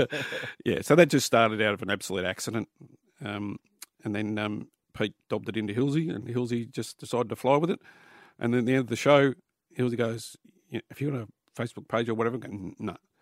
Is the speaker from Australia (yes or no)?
yes; Newcastle, New South Wales, Australia; Newcastle where I was born